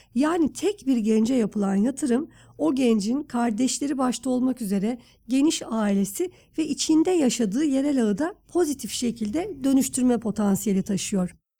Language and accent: Turkish; Istanbul, Turkey; biz tabii İstanbul'da büyüdük.